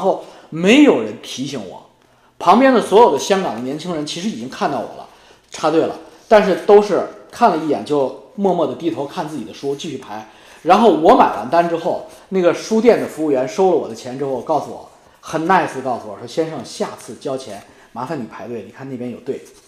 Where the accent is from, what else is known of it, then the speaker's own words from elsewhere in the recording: China; 作为一个中国人，作为一个讲。呃，黄黄皮肤的黑头发的中国人